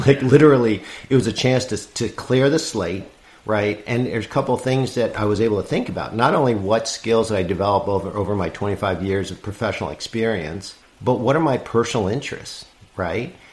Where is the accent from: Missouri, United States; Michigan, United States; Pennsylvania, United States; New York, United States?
New York, United States; New York City; I'm from New York City